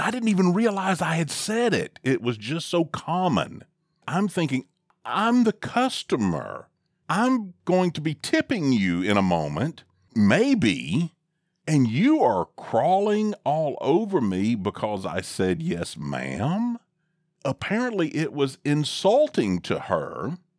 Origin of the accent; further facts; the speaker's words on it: the South, United States; I'm from the South, and this is how I was raised